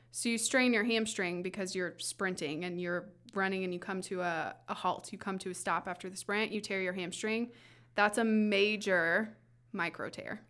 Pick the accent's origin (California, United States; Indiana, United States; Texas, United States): Indiana, United States; Southwest; now in Fishers, United States; I'm originally from Southwest Indiana